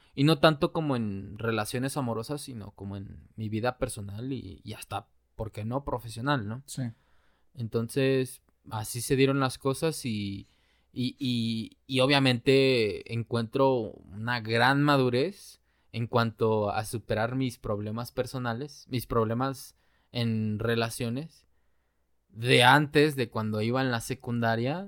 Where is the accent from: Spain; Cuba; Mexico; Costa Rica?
Mexico; como buenos mexicanos